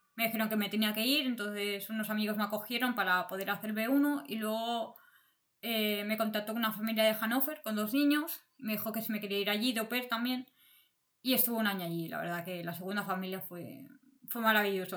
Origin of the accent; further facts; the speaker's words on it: Barcelona, Catalonia, Spain; moved away as an adult; now in Berlin, Germany; yo vengo de España, de Barcelona, y hace como nueve años que me vine a vivir a Alemania